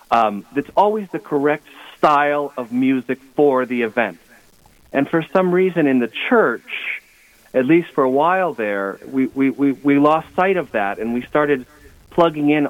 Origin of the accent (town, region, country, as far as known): Adrian, Minnesota, United States